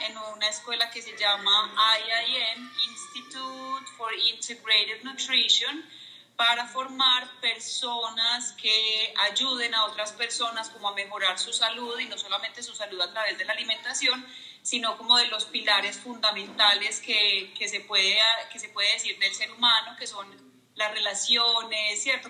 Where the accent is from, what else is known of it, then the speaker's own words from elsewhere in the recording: Medellín, Antioquia, Colombia; Estoy en Colombia, en Medellín, mi ciudad de toda la vida